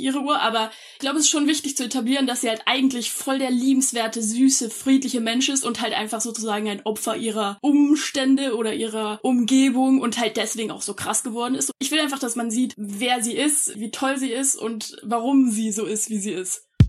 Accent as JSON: {"language": "German", "town": "Munich", "region": "Bavaria", "country": "Germany", "tie": "born or raised there", "said": "Ich bin einundzwanzig Jahre alt, äh, geboren in München."}